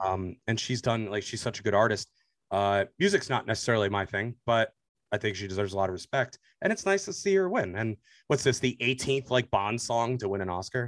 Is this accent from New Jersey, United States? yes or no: yes; New Jersey, United States; I grew up in Jersey.